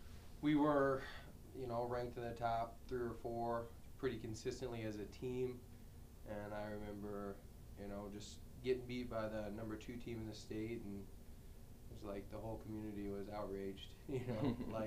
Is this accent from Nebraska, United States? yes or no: yes; Petersburg, Nebraska, United States; I'm from Petersburg, Nebraska, a small town in northeast Nebraska. Grew up on a ranch